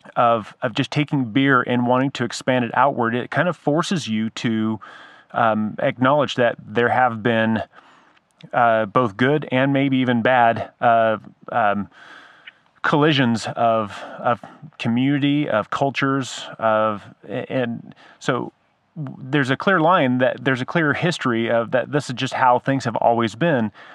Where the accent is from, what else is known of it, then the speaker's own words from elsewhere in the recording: San Diego, California, United States; moved away; I grew up in San Diego